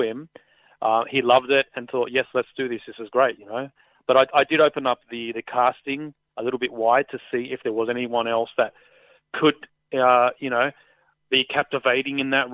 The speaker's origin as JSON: {"language": "English", "town": "Sydney", "region": "New South Wales", "country": "Australia", "tie": "born or raised there", "said": "I grew up not far from there myself, so in the same surrounding suburbs within minutes"}